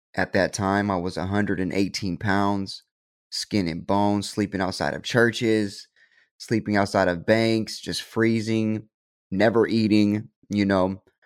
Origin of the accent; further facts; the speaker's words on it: Stockton, California, United States; I was born and raised in Stockton